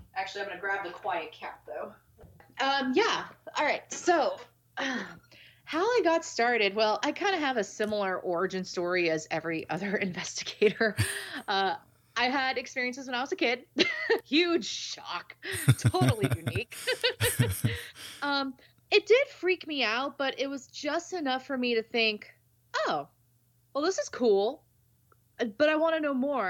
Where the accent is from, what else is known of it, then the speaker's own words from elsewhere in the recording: San Diego, California, United States; I grew up in San Diego, so I mean, I lived 15 minutes, not even 15, maybe five minutes away from the Whaley House